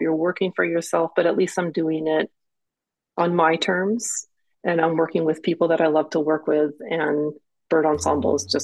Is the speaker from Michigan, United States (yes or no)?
no; Seattle, Washington, United States; I'm from Seattle, and I grew up in the Seattle Public Schools